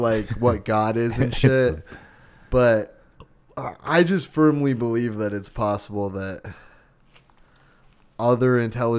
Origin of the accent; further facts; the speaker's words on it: Arizona, United States; I was born and raised in Arizona.